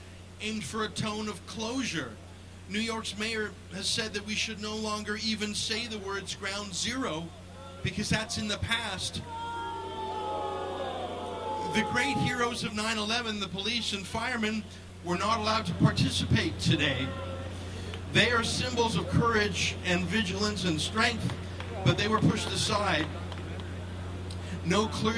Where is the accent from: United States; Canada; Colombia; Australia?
Canada; I'm a Canadian